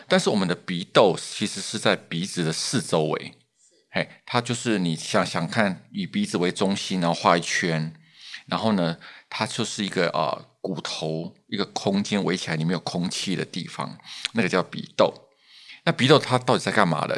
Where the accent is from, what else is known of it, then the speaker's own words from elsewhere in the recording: Taiwan; 我们台湾人